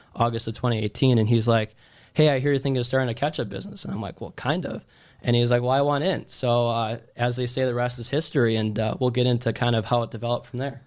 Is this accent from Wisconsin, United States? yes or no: yes; Wisconsin, United States; moved away; also born or lived in Miami; we're both from Wisconsin